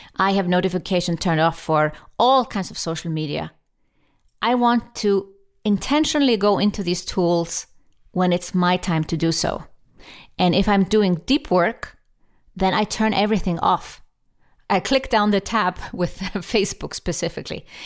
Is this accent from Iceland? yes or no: yes; Iceland; I'm from Iceland